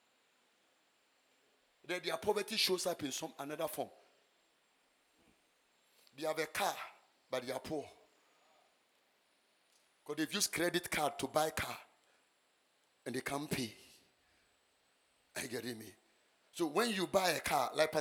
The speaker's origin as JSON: {"language": "English", "country": "Ghana", "tie": "born or raised there", "said": "I was born and bred in Ghana"}